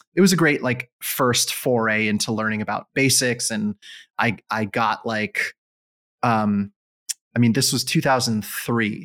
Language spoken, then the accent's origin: English; Israel; moved away as an adult; also born or lived in United States; I grew up in Israel